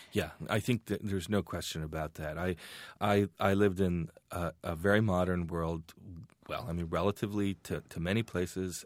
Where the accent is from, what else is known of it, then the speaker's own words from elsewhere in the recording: Iran; now in United States; growing up in Iran at that time